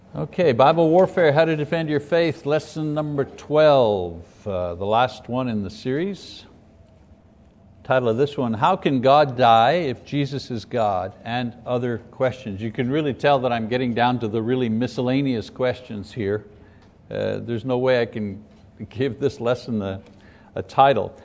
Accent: Quebec, Canada; as a boy growing up in Ca-, in Catholic Quebec, growing up in the Catholic Church

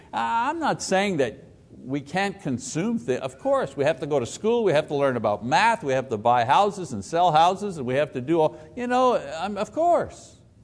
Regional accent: Quebec, Canada; now in Choctaw, Oklahoma, United States; A French Italian Catholic growing up in Quebec

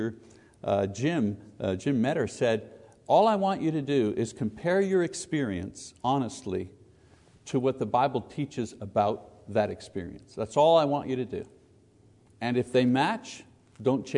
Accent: Quebec, Canada; I was born in Quebec, born as a Catholic, served as an altar boy, went to seminary, taught Catholic school

